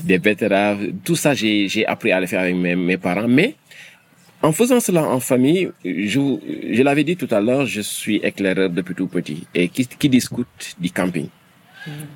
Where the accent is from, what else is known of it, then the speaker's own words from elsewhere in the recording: Senegal; Je suis sénégalais. J'ai grandi au Sénégal.